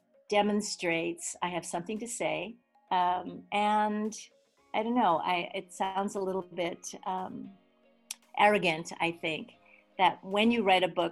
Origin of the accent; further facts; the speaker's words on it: Hawaii, United States; also born or lived in New York; And so I grew up in Hawaii with a very eclectic background. I was actually born in New York